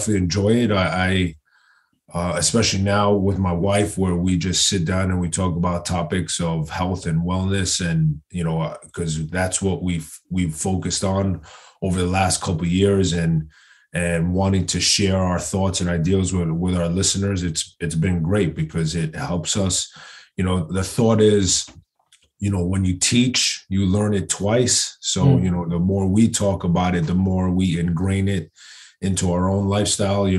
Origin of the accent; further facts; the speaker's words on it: New York City, New York, United States; growing up in Queens